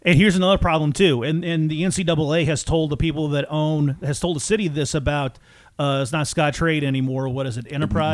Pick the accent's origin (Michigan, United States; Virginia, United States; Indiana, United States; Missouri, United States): Missouri, United States; Franklin County; also born or lived in Washington, Missouri; now in St. Peters, United States; I grew up in Franklin County